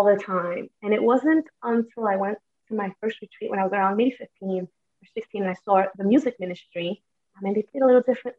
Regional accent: New York City, New York, United States; I was born in Brooklyn

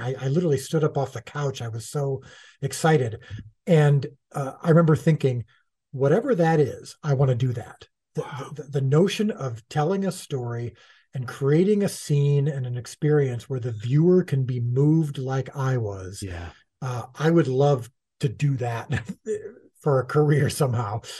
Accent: United States; as an American Gentile

